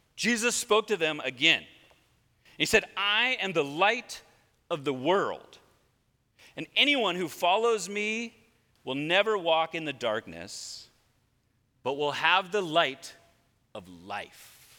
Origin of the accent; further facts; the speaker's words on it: Redondo Beach, California, United States; now in Lomita, United States; I grew up here in Redondo Beach